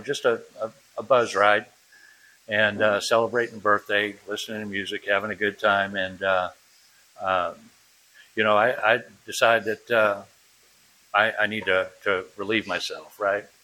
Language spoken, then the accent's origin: English; New Bedford, Massachusetts, United States; also born or lived in Europe; we moved back to from Europe to uh, to my dad's, uh, excuse me, my mom's hometown of uh, New Bedford, Massachusetts, and uh, 11 years old, 12 years old, something like that, 11 years old